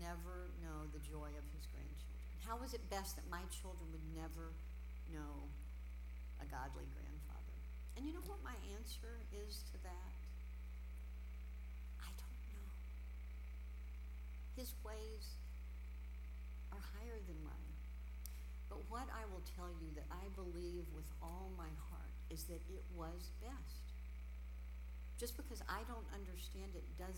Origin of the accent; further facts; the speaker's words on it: Houston, Texas, United States; I grew up in Houston